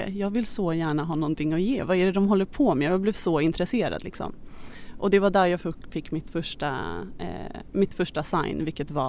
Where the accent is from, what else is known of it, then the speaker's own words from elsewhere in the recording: Stockholm, Stockholm County, Sweden; also born or lived in Australia; Jag är 27 år gammal, född och uppvuxen här i Stockholm men jag är nyligen hemkommen från Australien där jag har bott i sju år.